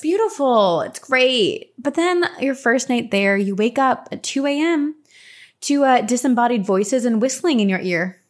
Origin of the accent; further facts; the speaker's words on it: New Jersey, United States; growing up in Jersey